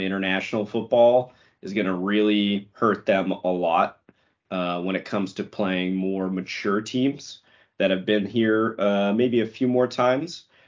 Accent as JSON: {"language": "English", "country": "United States", "said": "as an American"}